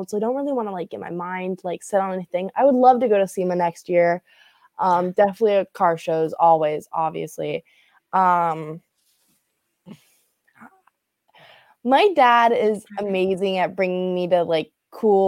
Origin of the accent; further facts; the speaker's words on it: Florida, United States; My parents are from up north. My dad was in Massachusetts, my mom was in Long Island. They came down here. So I've been a Floridian baby all my life